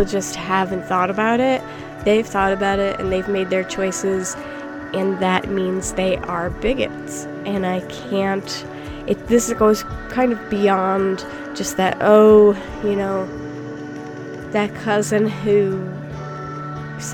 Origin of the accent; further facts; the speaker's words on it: United States; moved away; as an American who does not live in America